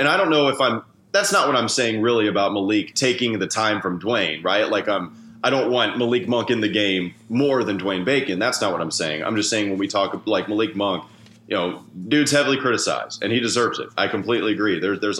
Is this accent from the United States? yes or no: yes; Claremont, North Carolina, United States; I'm from Claremont, North Carolina. So Hickory, close to it.